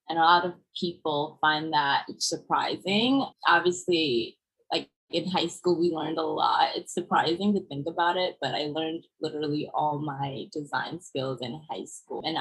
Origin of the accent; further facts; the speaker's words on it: Brooklyn, New York, United States; also born or lived in Germany / Senegal / Paris, France; but mostly I was born in Germany and then raised a few years in Senegal until we moved to Paris for about two years. And then I grew up with my mom in Brooklyn and my dad stayed in Vienna. Austria.